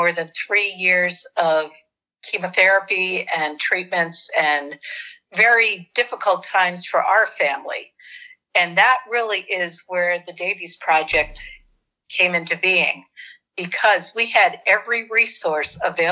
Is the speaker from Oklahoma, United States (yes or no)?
no; North Attleboro, Massachusetts, United States; moved away as an adult; also born or lived in West Africa; now in Michigan, United States; I'm from a small town called North Attleboro, Massachusetts